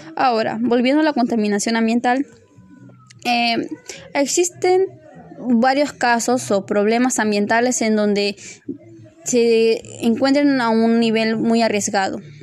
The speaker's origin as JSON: {"language": "Spanish", "country": "Peru"}